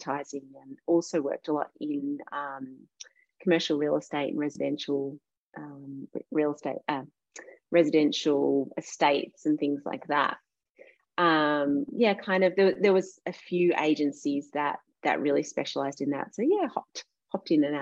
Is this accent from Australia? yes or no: yes; Warragul, Victoria, Australia; also born or lived in Melbourne; I grew up in Gippsland and I went to school in Warragul